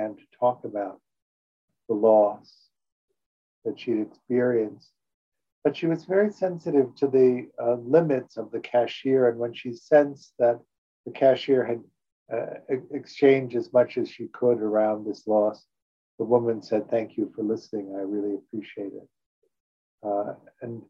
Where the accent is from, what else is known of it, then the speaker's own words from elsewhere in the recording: Chicago, Illinois, United States; also born or lived in New York; now in Los Angeles, United States; When I grew up in Chicago